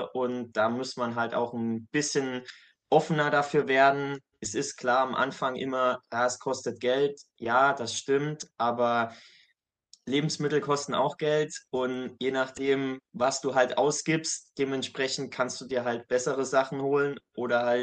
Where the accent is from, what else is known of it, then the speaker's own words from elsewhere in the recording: Saarland, Germany; Ich bin aktuell 25 Jahre alt, komme aus dem kleinen Saarland in Deutschland